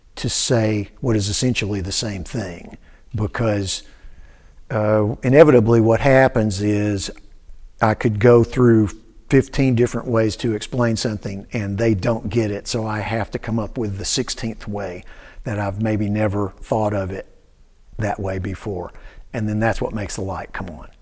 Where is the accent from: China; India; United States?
United States; Cookeville, Tennessee; moved away as an adult; also born or lived in Shelbyville, Tennessee / New York; my dad taught at Tennessee Tech. Uh, so I grew up in Cookville